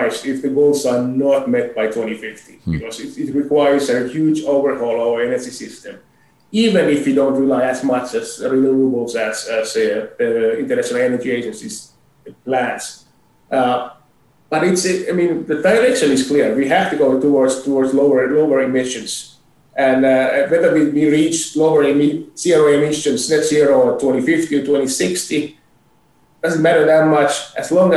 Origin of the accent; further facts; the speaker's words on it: Finland; also born or lived in Boston / Philadelphia / Europe; now in Calgary, Canada; I'm originally from Finland, but I haven't lived in Finland since 1992